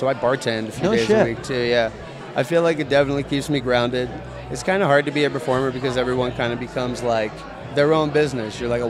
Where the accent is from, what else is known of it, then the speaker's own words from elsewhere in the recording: Baltimore, Maryland, United States; I'm an East Coaster, man. I'm from Baltimore.